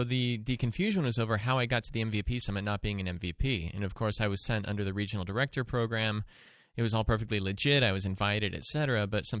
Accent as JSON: {"language": "English", "town": "Portland", "region": "Oregon", "country": "United States", "moved": "yes", "lives_now": "New London, United States", "said": "I'm from Portland. I'm from the West Coast, temperate rainforest"}